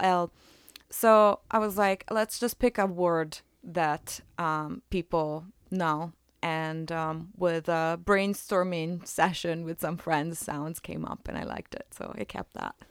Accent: Italy; moved away as an adult; also born or lived in Philadelphia area; now in Philadelphia, United States; I am originally from Italy. I, uh, have been in the Philadelphia area for about thirteen years now

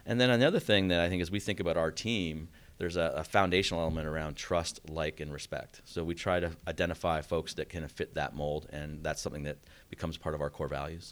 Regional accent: Canada; moved away as an adult; also born or lived in Boston; now in Atlanta, United States; I grew up in Canada.

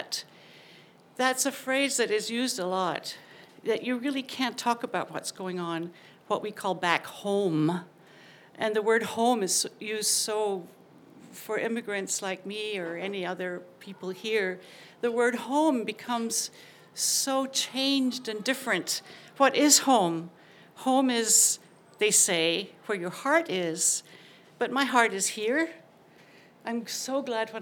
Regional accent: Glasgow, Scotland, United Kingdom; moved away as an adult; now in Oregon, United States; I'm from Glasgow.

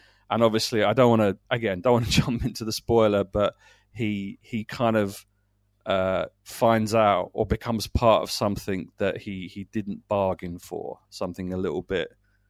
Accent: South East England, United Kingdom; I grew up in Kent. I grew up in small towns and villages and, you know, amongst very small rural places

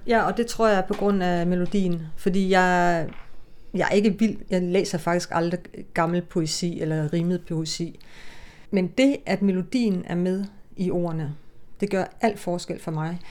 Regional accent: Denmark; first language Danish; det er mit fædre land, altså det er, og mit moders mål. Men det er jo der, jeg er vokset op

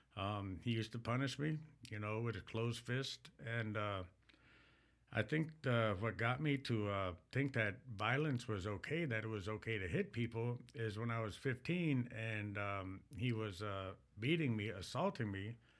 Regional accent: Mille Lacs, Minnesota, United States; I am, uh, from the Mille Lacs band of Ojibwe.

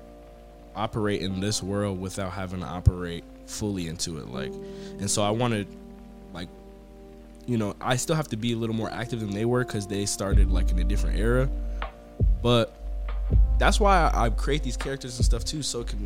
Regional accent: New York, United States; I was born in New York

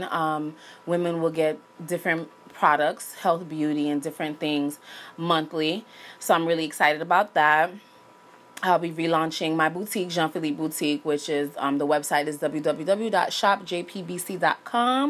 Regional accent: Miami, Florida, United States; moved away as an adult; now in Los Angeles, United States; I was born in Miami, Florida. I attended North Miami Beach Senior High School.

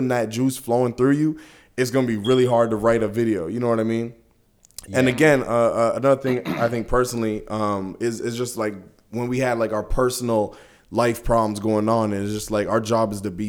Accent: Brampton, Ontario, Canada; being out here and like growing up in Brampton

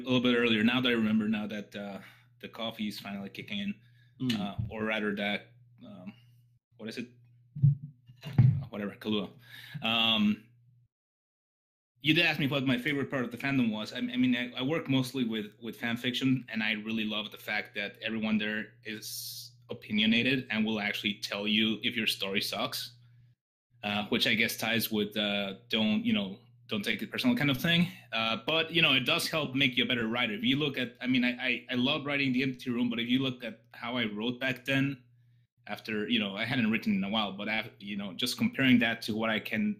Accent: Mexico; also born or lived in Texas / England; But I was born in Texas, grew up in Mexico, and lived in England. So that's why my accent is all messed up.

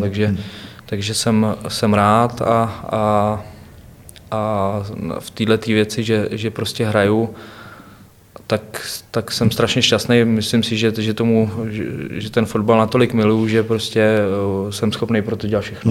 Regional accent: Převýšov, Hradec Králové Region, Czechia; also born or lived in Chlumec nad Cidlinou; Vyrůstal jsem v Převýšově, to je tři kilometry eh, obrovská vesnice. od Chlumce právě

